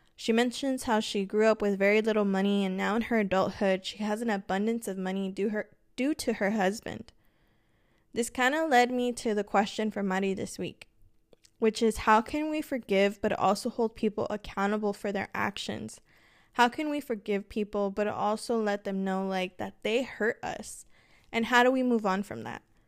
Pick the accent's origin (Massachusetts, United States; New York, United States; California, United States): California, United States; Los Angeles; moved away as an adult; I did move away from my hometown. I'm originally from Los Angeles, and my entire family is out in L